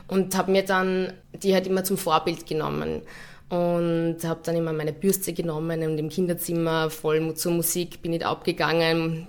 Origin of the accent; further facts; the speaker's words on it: Linz, Upper Austria, Austria; moved away as an adult; also born or lived in Hamburg / Munich; now in Vienna, Austria; ich bin von Linz nach, nach Wien gezogen